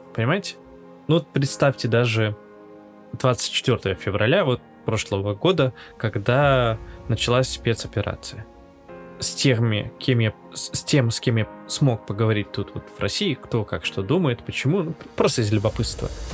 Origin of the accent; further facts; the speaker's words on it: Latvia; moved away as an adult; now in Yekaterinburg, Russia; родился и вырос в Латвии, и в конце 2021 года я переехал в Россию. А если быть более конкретным, в Екатеринбург.